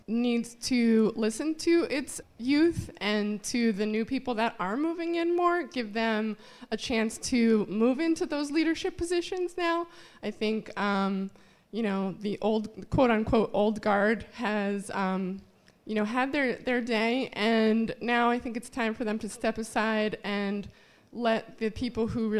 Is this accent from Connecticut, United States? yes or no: yes; Danbury, Connecticut, United States; now in Bridgeport, United States; I actually discovered Bridgeport because I was moving out of my hometown of Danbury, Connecticut, and starting a new life.